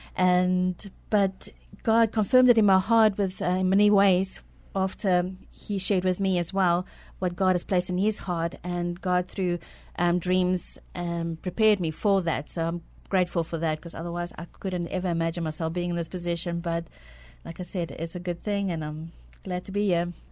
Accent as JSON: {"language": "English", "country": "South Africa", "tie": "born or raised there", "moved": "as an adult", "lives_now": "San Antonio, United States", "said": "I was born in South Africa"}